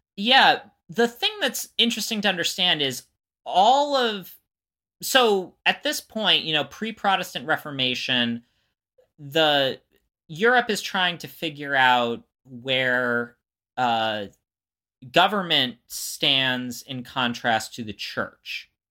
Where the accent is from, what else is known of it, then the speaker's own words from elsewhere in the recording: Florida, United States; growing up in Florida